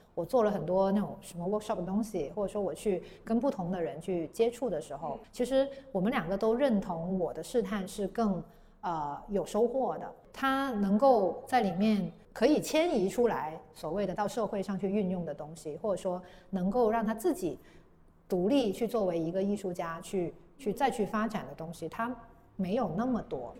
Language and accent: Chinese; Guangzhou, Guangdong, China; 我是广州人，然后我家也在广州